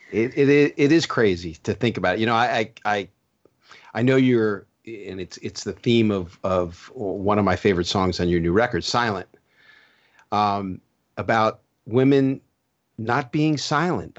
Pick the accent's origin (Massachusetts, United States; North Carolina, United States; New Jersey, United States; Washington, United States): New Jersey, United States; moved away; also born or lived in South Florida; I grew up in New Jersey and then I moved to South Florida.